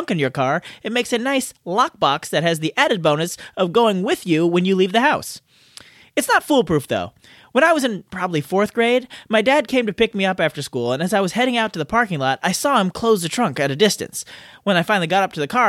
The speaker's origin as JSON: {"language": "English", "region": "California", "country": "United States", "tie": "born or raised there", "said": "I was born and raised in California"}